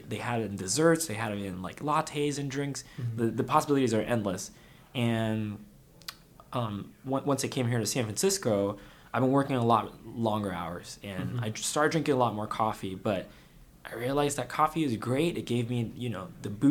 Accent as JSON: {"language": "English", "region": "Kuala Lumpur", "country": "Malaysia", "tie": "born or raised there", "also_born_or_lived": "Iowa / Seattle", "moved": "as an adult", "lives_now": "United States", "said": "I was born and raised in Kuala Lumpur, Malaysia, and I came here for college."}